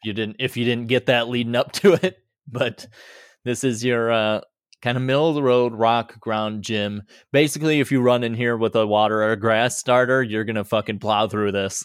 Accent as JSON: {"language": "English", "town": "Boise", "region": "Idaho", "country": "United States", "tie": "born or raised there", "said": "my hometown. So here in Boise"}